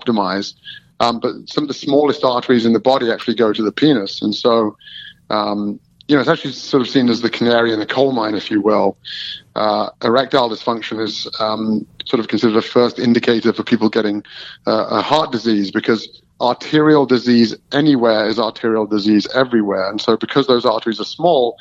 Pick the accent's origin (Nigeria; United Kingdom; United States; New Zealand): United Kingdom; Melton Mowbray, East Midlands; I'm from Melton Mowbray, which is known in England as the rural